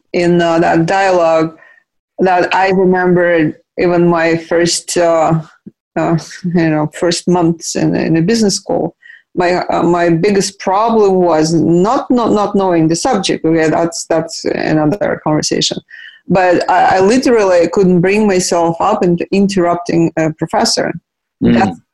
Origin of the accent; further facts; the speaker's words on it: Russia; I grew up in Soviet Union, but then Russia was not Soviet Union when we showed up.